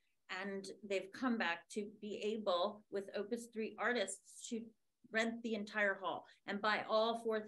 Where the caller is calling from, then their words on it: Buffalo, New York, United States; I'm calling in from Buffalo, New York, and you might hear one of the trams coming by the hotel room.